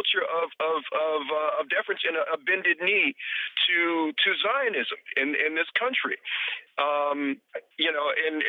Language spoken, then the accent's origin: English; New York City, New York, United States; I've had great influences, intellectual influences as a kid growing up in New York City. And I loved my Jewish teachers because they did encourage intellectualism on my part.